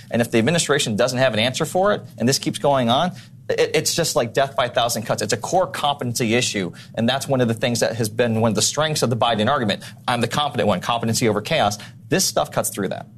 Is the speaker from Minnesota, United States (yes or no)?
no; San Diego, California, United States; I grew up in San Diego